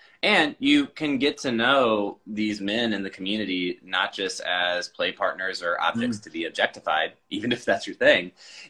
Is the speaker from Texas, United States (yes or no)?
yes; San Antonio, Texas, United States; So I would say, while the official politics of my home state, and maybe to some degree my hometown, was a bit of a fuck you, the reality, like, San Antonio has a huge punk scene